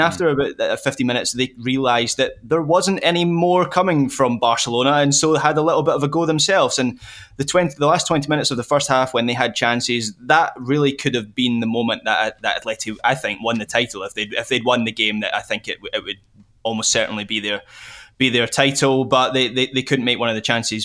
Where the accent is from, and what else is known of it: Scotland, United Kingdom